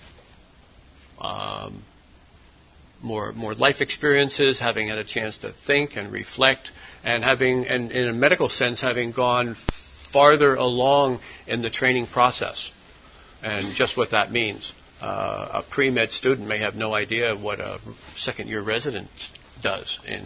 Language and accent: English; New Jersey, United States; moved away as an adult; also born or lived in Pennsylvania / Thailand; the pretty large Methodist church that I grew up in South Jersey